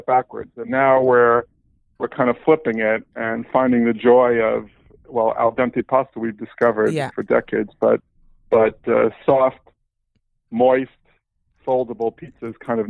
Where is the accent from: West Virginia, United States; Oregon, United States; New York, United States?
New York, United States; New York City; I grew up in New York, which you can probably tell from my accent.